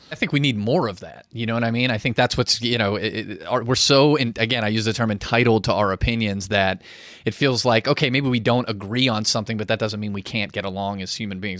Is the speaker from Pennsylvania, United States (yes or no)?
yes; Pittsburgh, Pennsylvania, United States; I'm from Pittsburgh.